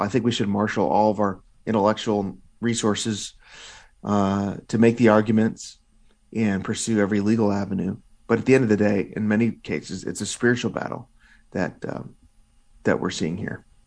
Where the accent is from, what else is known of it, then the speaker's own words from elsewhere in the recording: Illinois, United States; my home state of Illinois